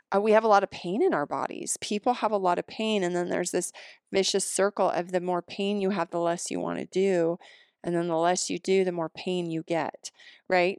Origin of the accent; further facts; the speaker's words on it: the Rockies, United States; moved away; also born or lived in Seattle; I grew up here, I grew up in the Rockies